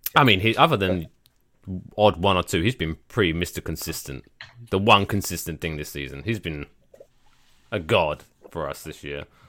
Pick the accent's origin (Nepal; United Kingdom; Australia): United Kingdom; we're both British